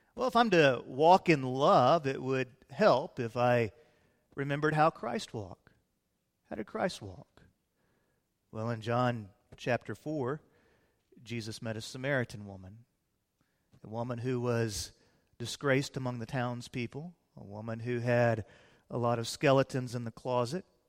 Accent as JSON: {"language": "English", "town": "Fort Worth", "region": "Texas", "country": "United States", "tie": "born or raised there", "also_born_or_lived": "Illinois", "said": "we moved to Fort Worth when I was about eight years of age"}